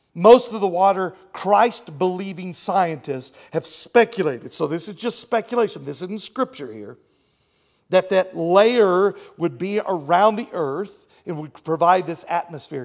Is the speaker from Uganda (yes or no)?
no; Texas, United States; I'm from Texas